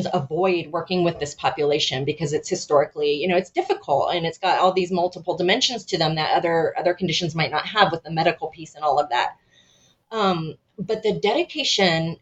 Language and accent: English; United States; being an American